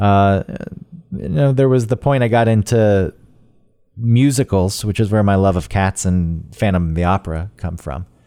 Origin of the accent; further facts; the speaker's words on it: Georgia, United States; now in New York, United States; as a kid growing up in Georgia where there's already a lot more bugs because it's so humid and hot